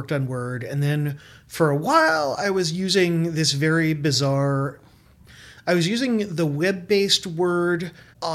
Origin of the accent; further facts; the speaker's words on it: New Jersey, United States; moved away as an adult; also born or lived in Brooklyn, New York; I grew up in Central Jersey